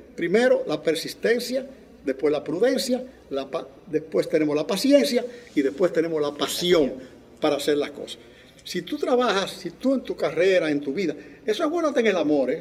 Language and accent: Spanish; La Vega, Dominican Republic; moved away as an adult; also born or lived in New York, United States; yo nací en el Nápoles, el Nápoles es una barriada de La Vega